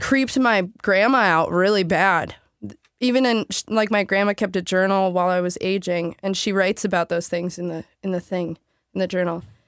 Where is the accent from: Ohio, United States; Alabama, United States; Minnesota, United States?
Minnesota, United States; Saint Paul; I grew up in Lower Town, Saint Paul, in a building called The Northern.